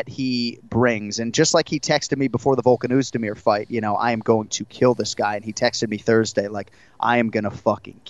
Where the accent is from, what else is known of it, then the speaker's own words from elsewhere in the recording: Boston, Massachusetts, United States; now in South Florida, United States; I like New York City, I think, about as much as any Bostonian can